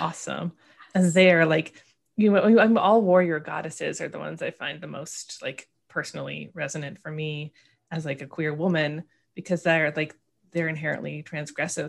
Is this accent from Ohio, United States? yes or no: no; Oregon, United States; I'm from Oregon